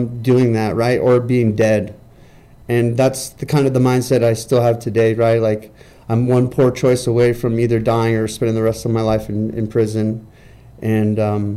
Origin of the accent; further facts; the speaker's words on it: California, United States; now in Utah, United States; I'm from California. I'm not from Utah